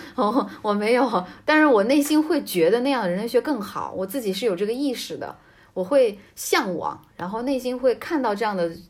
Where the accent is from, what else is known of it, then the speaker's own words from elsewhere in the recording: Jiangsu, China; moved away; 就虽然我是江苏人，嗯。也是这个东边的